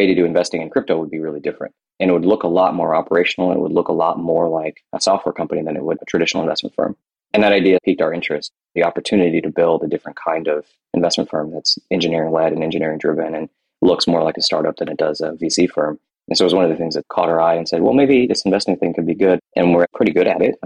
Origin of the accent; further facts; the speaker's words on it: United States; also born or lived in India / Kentucky / Ohio; As an Indian kid in Kentucky and Ohio